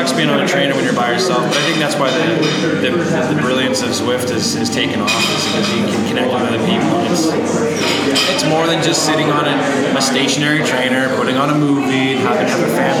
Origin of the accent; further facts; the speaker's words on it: California, United States; moved away; a buddy of mine I grew up with in California